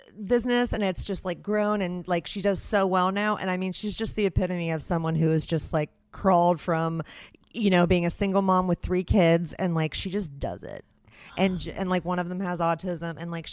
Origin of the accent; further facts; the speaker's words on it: Ross, Ohio, United States; I am from Ross